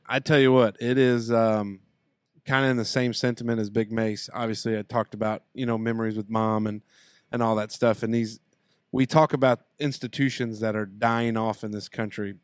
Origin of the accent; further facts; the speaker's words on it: Southern Indiana, United States; we love Southern Indiana and we love our home